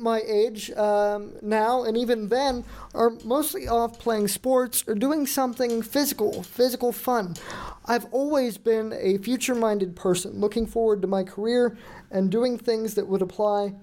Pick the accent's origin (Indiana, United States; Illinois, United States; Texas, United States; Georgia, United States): Texas, United States; Houston; moved away; I was born on June 28th, 1997, in Houston, Texas